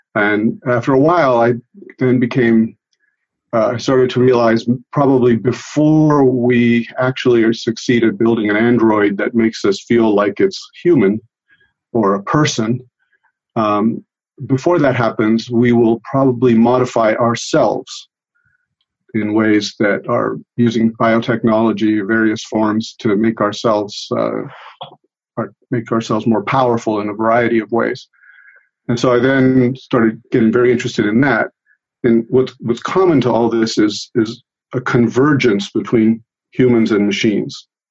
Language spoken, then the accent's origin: English; United States; first language Italian; English is a second language; also born or lived in Italy; I grew up in this country